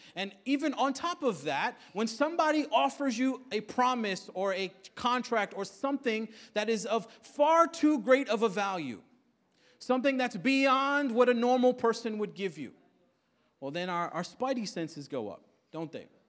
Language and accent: English; New York City, New York, United States; come from Queens, born and raised in Queens